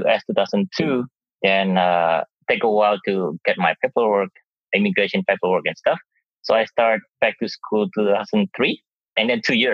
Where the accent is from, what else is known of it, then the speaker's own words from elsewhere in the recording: Surabaya, East Java, Indonesia; moved away as an adult; now in United States; my hometown in Surabaya, Indonesia